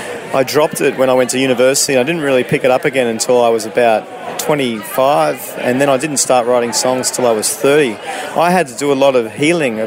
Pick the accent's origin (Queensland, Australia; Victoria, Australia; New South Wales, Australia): New South Wales, Australia; Sydney; moved away as an adult; also born or lived in Canada / United Kingdom / Europe / South America; I grew up in Sydney until I was about 22, and then I left